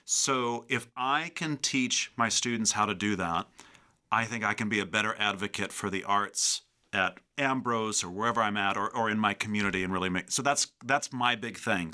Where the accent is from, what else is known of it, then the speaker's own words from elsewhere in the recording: Chicago, Illinois, United States; moved away as an adult; also born or lived in Tennessee; growing up in the Chicago area, it's just flat